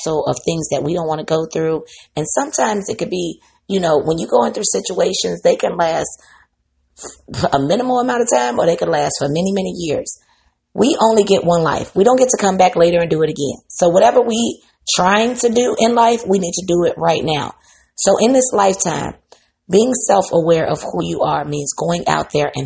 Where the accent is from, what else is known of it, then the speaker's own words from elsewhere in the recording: Midwest, United States; I'm from the Midwest